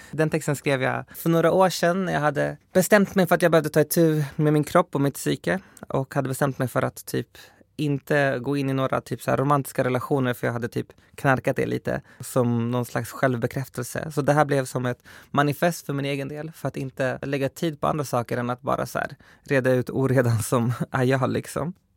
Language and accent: Swedish; Skogås, Stockholm County, Sweden; min förort som sagt, Skogås